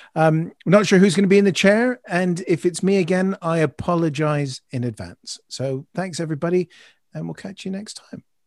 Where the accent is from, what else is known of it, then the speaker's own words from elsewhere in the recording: Canada; now in United Kingdom; as a Canadian, Guy Fawkes Night's always been a bit strange for me.